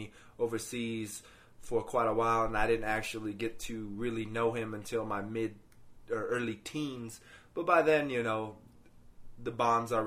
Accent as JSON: {"language": "English", "area": "Greeley area, Denver metro area", "region": "Colorado", "country": "United States", "tie": "born or raised there", "lives_now": "Denver, United States", "said": "we actually always went to church until we moved away from the Greeley area up to the metro area of Denver. And then, of course, once we came up here"}